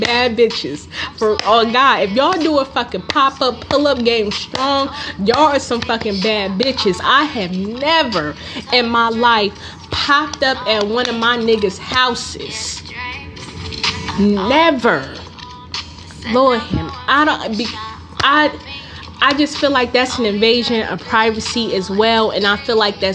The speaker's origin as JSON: {"language": "English", "town": "Newark", "region": "New Jersey", "country": "United States", "said": "I'm from Newark."}